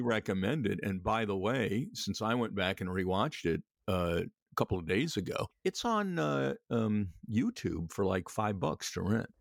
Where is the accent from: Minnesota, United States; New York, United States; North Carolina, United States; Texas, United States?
New York, United States; New York City; I was born in Flushing, it was Jewish at the time